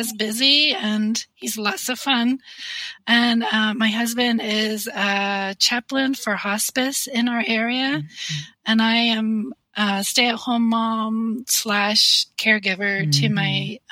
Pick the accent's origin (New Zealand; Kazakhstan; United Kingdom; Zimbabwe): United Kingdom; Northern Ireland; moved away as an adult; now in United States; I grew up in Northern Ireland and I married my husband, who is from Oregon.